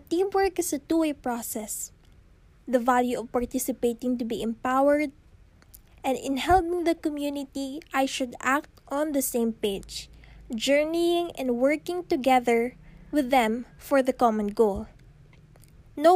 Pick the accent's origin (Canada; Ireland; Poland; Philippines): Philippines; us Filipinos